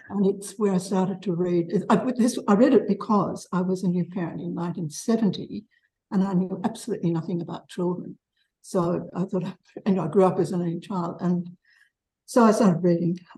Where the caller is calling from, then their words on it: Melbourne, Victoria, Australia; I'm from Melbourne.